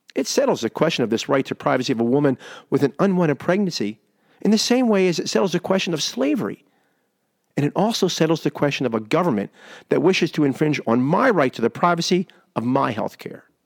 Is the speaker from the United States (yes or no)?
yes; United States